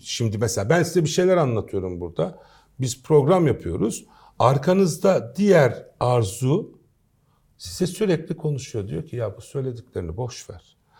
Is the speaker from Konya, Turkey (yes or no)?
no; Istanbul, Turkey; also born or lived in Kayseri / Strasbourg; 1968 İstanbul doğumlu